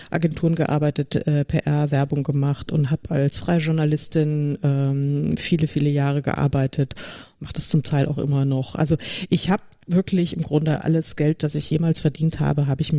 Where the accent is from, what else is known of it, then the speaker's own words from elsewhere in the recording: Munich, Bavaria, Germany; komme ursprünglich tatsächlich aus München, auch wenn man es mir im Podcast nicht anhört, aber ich bin eine echte Münchnerin. Und ich kann auch bayerisch, wenn es sein muss.